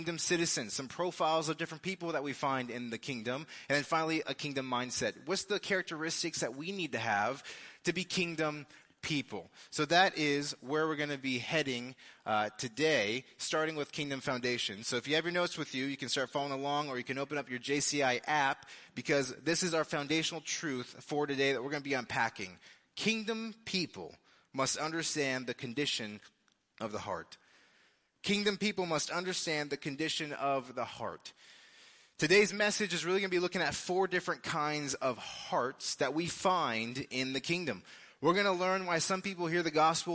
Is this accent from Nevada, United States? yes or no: yes; Las Vegas, Nevada, United States; now in Lee's Summit, United States; I'm from Las Vegas. That's where I was born and raised